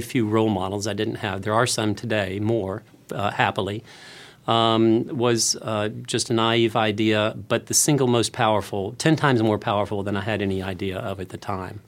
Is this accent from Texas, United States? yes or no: yes; Houston, Texas, United States; I come from Houston